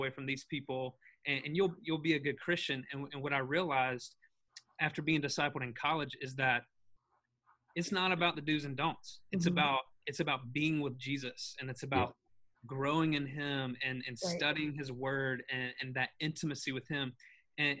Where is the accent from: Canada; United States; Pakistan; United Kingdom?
United States; the South; now in Hendersonville, United States; I grew up in the South.